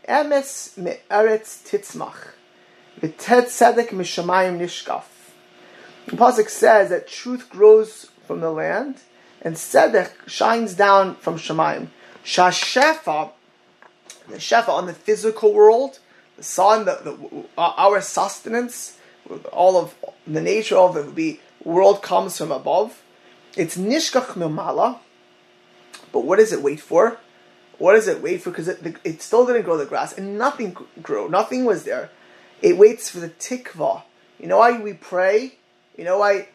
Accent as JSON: {"language": "English", "town": "Miami Beach", "region": "Florida", "country": "United States", "tie": "born or raised there", "said": "growing up in Miami Beach with the retirement home of, of, Holocaust survivors."}